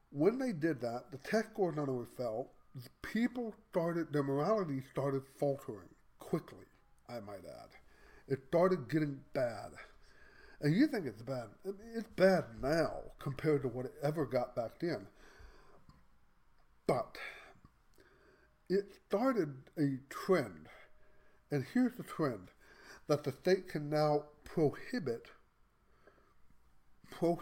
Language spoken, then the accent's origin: English; Texas, United States; I'm Texan